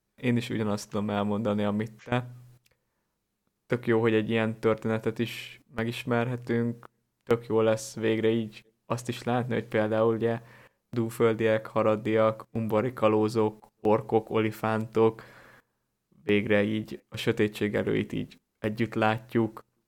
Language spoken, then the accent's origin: Hungarian; Hungary; lehet, hogy én is valamilyen szűkített élettérből származom, vagy Magyarország nekem túl szűk